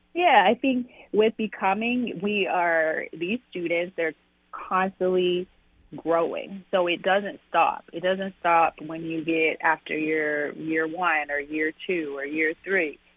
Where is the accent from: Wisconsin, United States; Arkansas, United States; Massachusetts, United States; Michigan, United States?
Arkansas, United States; moved away; born and raised, um, in Arkansas